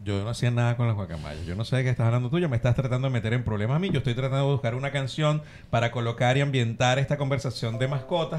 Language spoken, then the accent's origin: Spanish; Ciudad Bolívar, Bolívar, Venezuela; now in Argentina; Nosotros somos de Bolívar, de Ciudad Bolívar, estamos muy cerca de la selva